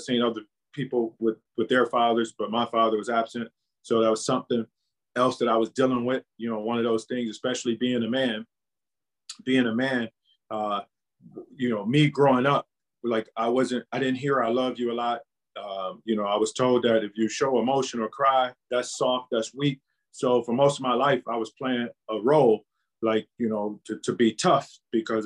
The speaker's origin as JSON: {"language": "English", "town": "Cleveland", "region": "Ohio", "country": "United States", "tie": "born or raised there", "said": "born and raised in Cleveland, Ohio."}